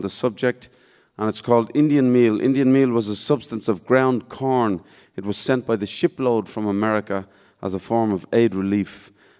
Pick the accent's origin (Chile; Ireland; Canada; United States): Ireland; I'm here from Ireland